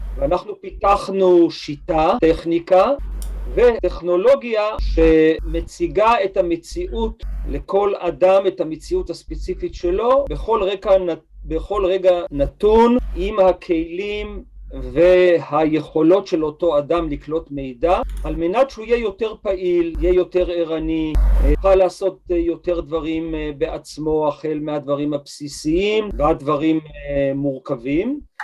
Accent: Israel; אני גדלתי ב-, בקיבוץ

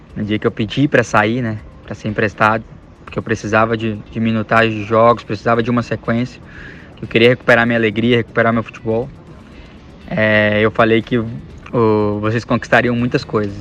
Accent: Brazil; moved away as an adult; also born or lived in Japan; now in China; quando saí do Brasil

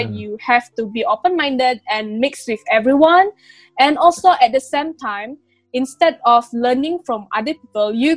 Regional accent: Malaysia; English is a second language; we are Malaysian, we're mixed with a lot of races

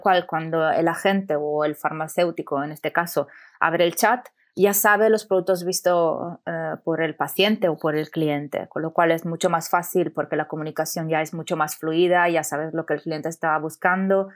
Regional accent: Italy; Spanish is a second language; moved away as an adult; also born or lived in Amsterdam / Barcelona; soy italiana, son creo que ya más de 10 años que no vivo en Italia

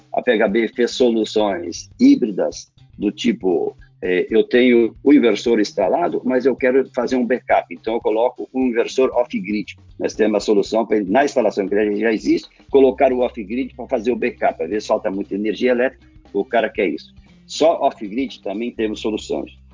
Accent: Lajeado, Rio Grande do Sul, Brazil; also born or lived in Porto Alegre / Florianópolis; Sou gaúcho, natural da cidade de Lajado, no Rio Grande do Sul.

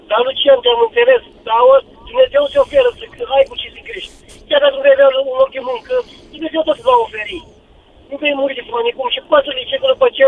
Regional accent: Suceava County, Romania; Sunt din Suceava, din Lodina, mai exact, ultima comună din țară.

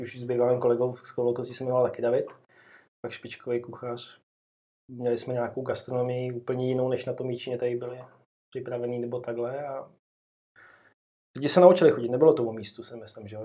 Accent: Libáň, Hradec Králové Region, Czechia; also born or lived in Jičín; pocházím z Libáně, což je kousek odsaď, takový krásný městečko. Uh-huh. Tam jsem vlastně prakticky vydůstal

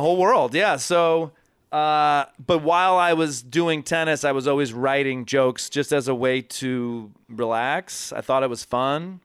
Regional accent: Ann Arbor, Michigan, United States; moved away as an adult; also born or lived in Los Angeles; now in New York, United States; I'm from Ann Arbor. I grew up in a big family, youngest of four

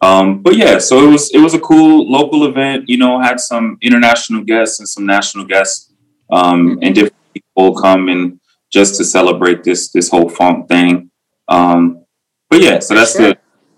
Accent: New York City, New York, United States; also born or lived in Washington, D.C. / Virginia; now in Maryland, United States; So my origin story begins in New York City, born in Queens, raised in Harlem and Queens. And then, I come from beautiful parents

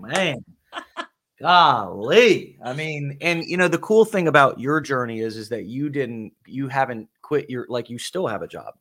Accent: the South, United States; also born or lived in Alabama; I'm from the South

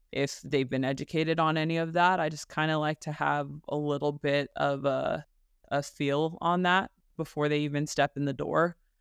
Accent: Burbank, California, United States; moved away as an adult; I am from Burbank, California, born and raised

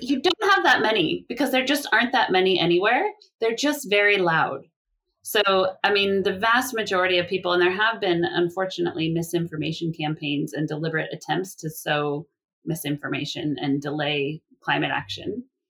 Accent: California, United States; my home state of California

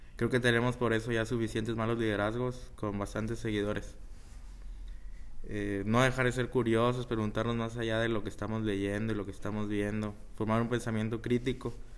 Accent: Ciudad Victoria, Tamaulipas, Mexico; moved away as an adult; now in Chicago, United States; soy orgullosamente tamaulipeco y orgullosamente victorense. Eh, ahí he vivido la mayoría de mi vida

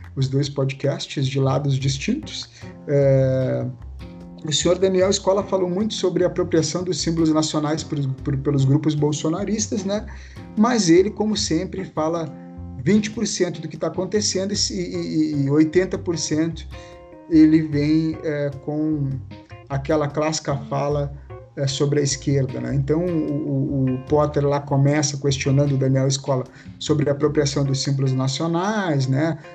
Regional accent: Novo Hamburgo, Rio Grande do Sul, Brazil; now in Estância Velha, Brazil; eu moro em Estância Velha, mas é, do lado aqui é divisa, né? Me criei em Novo Hamburgo

